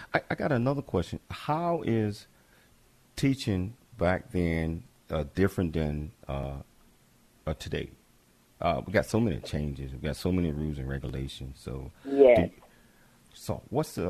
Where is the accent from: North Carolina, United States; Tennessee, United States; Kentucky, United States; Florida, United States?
Tennessee, United States; Chattanooga; I'm from Chattanooga, Tennessee